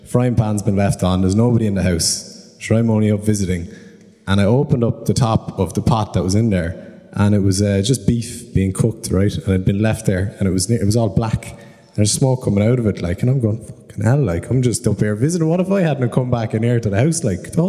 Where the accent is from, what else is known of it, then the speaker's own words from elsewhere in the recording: Cork, Munster, Ireland; So I'm from Cork, but I just came up to come to this for a couple of days. I got some family here in Dublin